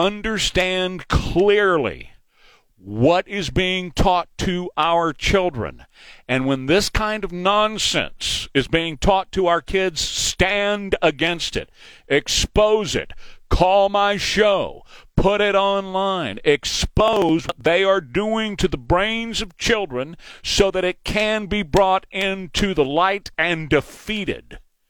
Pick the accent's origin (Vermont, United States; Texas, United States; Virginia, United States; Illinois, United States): Texas, United States; now in Chicago, United States; My girlfriend and I are listening up here in Chicago. We are both from Texas, Corpus Christi and El Paso.